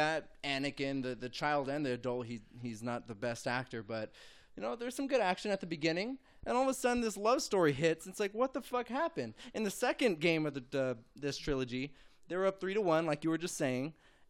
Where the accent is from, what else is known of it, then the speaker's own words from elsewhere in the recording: San Diego, California, United States; I'm from San Diego